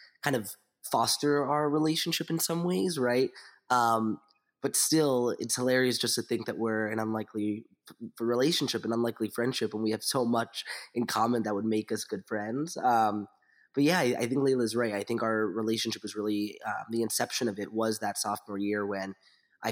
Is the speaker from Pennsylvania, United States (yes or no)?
yes; outside of Philadelphia, Pennsylvania, United States; I am from outside of Philly originally